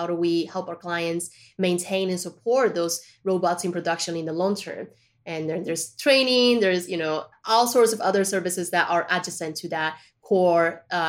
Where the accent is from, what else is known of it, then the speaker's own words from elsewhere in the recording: Colombia; also born or lived in China; I was born in China, but I was raised in Colombia, right?